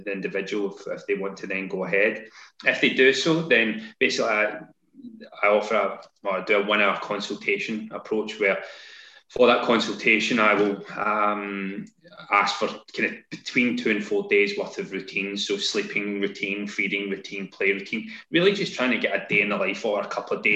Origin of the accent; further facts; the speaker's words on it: Glasgow, Scotland, United Kingdom; moved away as an adult; also born or lived in London; now in Kent, United Kingdom; So I'm based in Kent, despite the strange accent. I moved down from Glasgow.